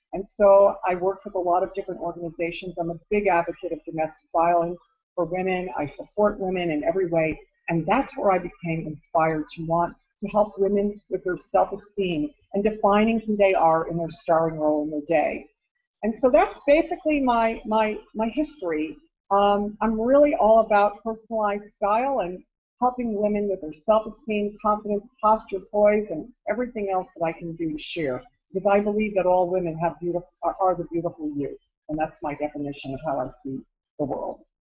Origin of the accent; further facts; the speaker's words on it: Connecticut, United States; moved away; I'm from Connecticut originally